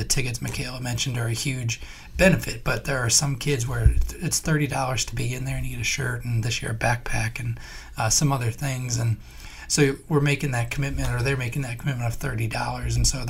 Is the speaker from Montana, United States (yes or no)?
no; St. Louis, Missouri, United States; I had similar with growing up in St. Louis with the Cardinals, like Jack Buck was.